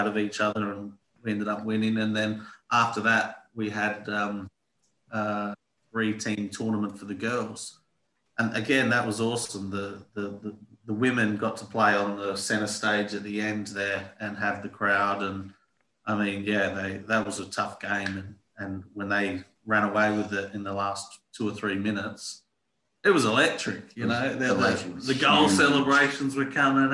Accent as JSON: {"language": "English", "town": "Port Lincoln", "region": "South Australia", "country": "Australia", "tie": "born or raised there", "moved": "as an adult", "lives_now": "Malmö, Sweden", "said": "I grew up in Port Lincoln, which is a rich football history"}